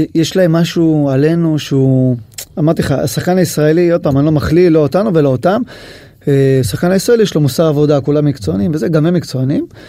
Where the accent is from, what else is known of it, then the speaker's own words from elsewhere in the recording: Israel; אני ישראלי